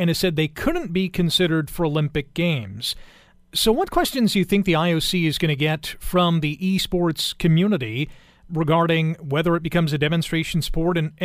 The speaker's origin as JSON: {"language": "English", "country": "Canada", "said": "Being a Canadian"}